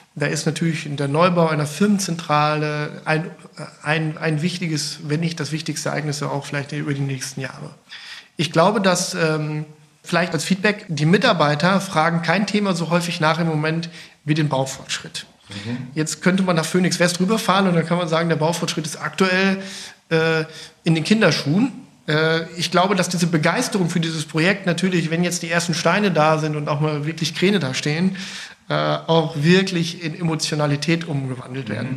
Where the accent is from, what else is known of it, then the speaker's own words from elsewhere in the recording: North Rhine-Westphalia, Germany; now in Bergisch Gladbach, Germany; ich bin gebürtiger Ostwestfale